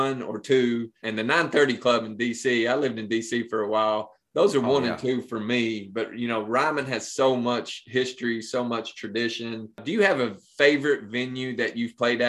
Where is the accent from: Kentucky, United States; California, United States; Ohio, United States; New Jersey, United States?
Kentucky, United States; Pineville; we're from Eastern Kentucky as well